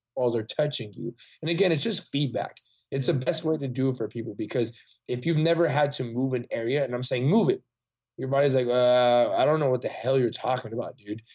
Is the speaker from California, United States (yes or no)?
yes; Salinas, California, United States; moved away as an adult; now in Austin, United States; my hometown in Salinas, mm-hmm. California